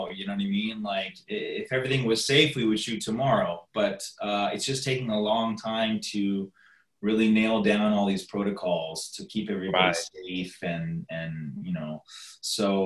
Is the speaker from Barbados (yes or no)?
no; Toronto, Ontario, Canada; now in United States; I'm from Canada and Toronto